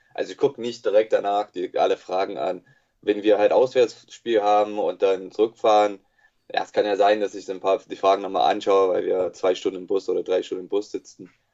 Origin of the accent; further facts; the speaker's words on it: United States; German is a second language; moved away as an adult; also born or lived in Bonn / Cologne / Berlin / Leipzig; now in Jena, Germany; ich wurde eigentlich in den USA geboren und äh, erzogen worden. Ähm, bis 22. Bin dann halt nach Deutschland gekommen vor äh, elf Jahren.